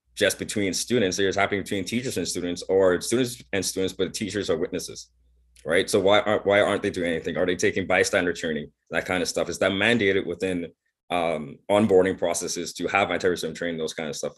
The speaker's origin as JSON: {"language": "English", "country": "Bahamas", "tie": "born or raised there", "moved": "yes", "lives_now": "Prince Edward Island, Canada", "said": "I grew up in the Bahamas"}